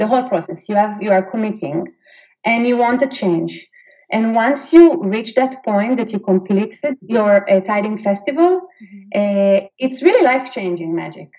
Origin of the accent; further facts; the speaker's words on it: Israel; moved away as an adult; now in Sweden; I'm actually from Israel, so I'm 100% Israeli living in Sweden